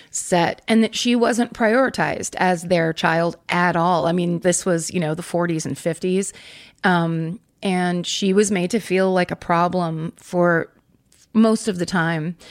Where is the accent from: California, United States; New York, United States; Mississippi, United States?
California, United States; Northern; also born or lived in San Francisco; I'm from Northern California. I was born in San Francisco